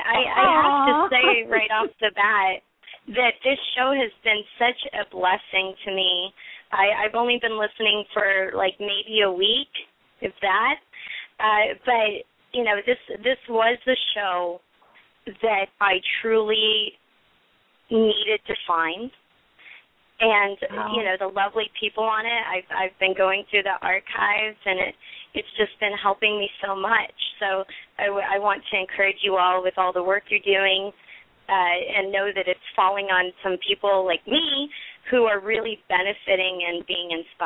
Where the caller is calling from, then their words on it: Orlando, Florida, United States; I'm calling from Orlando.